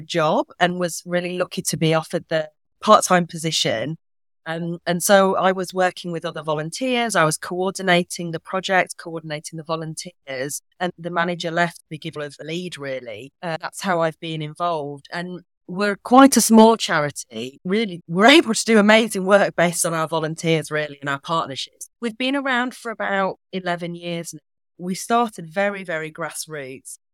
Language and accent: English; Yorkshire and the Humber, United Kingdom; now in Manchester, United Kingdom; I'm from Yorkshire